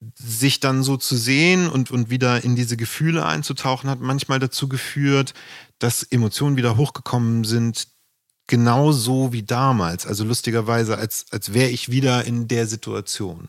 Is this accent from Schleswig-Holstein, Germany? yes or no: yes; Flensburg, Schleswig-Holstein, Germany; Musik hatte in Flensburg nicht den Wert, jedenfalls in der Gegend, wo ich aufgewachsen bin